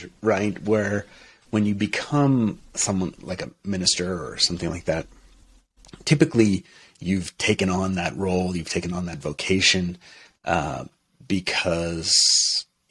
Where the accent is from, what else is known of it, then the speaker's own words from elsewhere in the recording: Portsmouth, New Hampshire, United States; moved away as an adult; also born or lived in Europe / Montreal; I was raised Unitarian Universalist in Portsmouth, New Hampshire